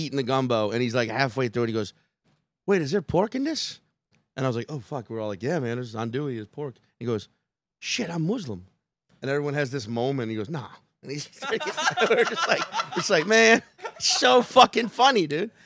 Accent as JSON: {"language": "English", "town": "Chalmette", "region": "Louisiana", "country": "United States", "also_born_or_lived": "Slidell, Louisiana", "moved": "yes", "said": "I'm originally from the Staten Island of, the Shalmette, the Staten Island of New Orleans."}